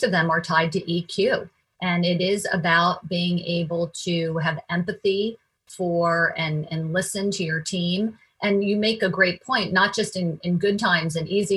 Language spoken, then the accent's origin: English; Washington, District of Columbia, United States; I grew up in Washington, D.C.